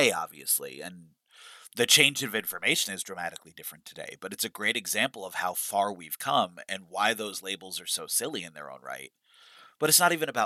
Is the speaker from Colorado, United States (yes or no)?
no; New York, United States; growing up in New York